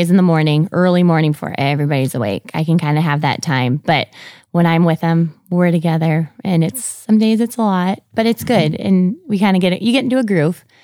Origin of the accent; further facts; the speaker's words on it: Sartell, Minnesota, United States; moved away as an adult; now in Brandon, United States; I grew up in Sartell, Minnesota. So it's central, right outside of Saint Cloud